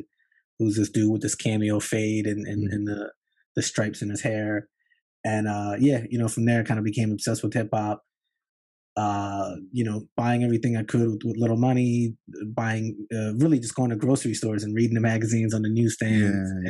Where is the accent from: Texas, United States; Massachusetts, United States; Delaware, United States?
Delaware, United States; Newark; moved away as an adult; now in New York City, United States; Yeah, I grew up in Newark, Delaware, which is about 2 hours south of New York. You know, Puerto Rican kid, you know, suburbs, somewhere between middle class and working class.